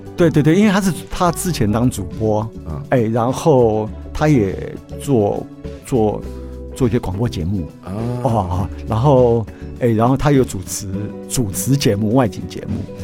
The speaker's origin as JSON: {"language": "Chinese", "region": "Miaoli County", "country": "Taiwan", "tie": "born or raised there", "moved": "yes", "said": "我的家乡啊，是。苗栗"}